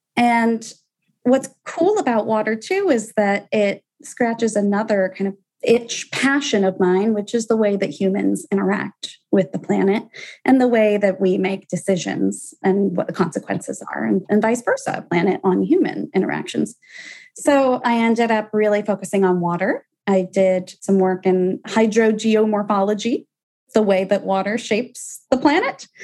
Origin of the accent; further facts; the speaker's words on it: Atlanta, Georgia, United States; moved away; I'm from Atlanta originally